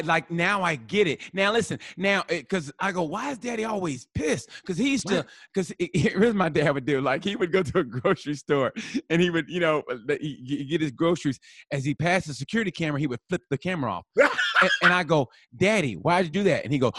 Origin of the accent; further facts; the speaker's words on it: Oklahoma, United States; I grew up in Oklahoma.